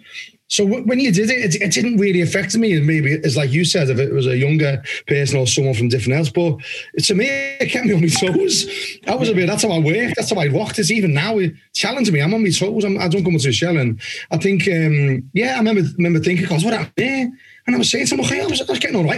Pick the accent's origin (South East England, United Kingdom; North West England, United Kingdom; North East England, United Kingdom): North West England, United Kingdom; Liverpool; now in Somerset, United Kingdom; brought up in violence, to a really rough estate in Liverpool, Anfield, right by the grounds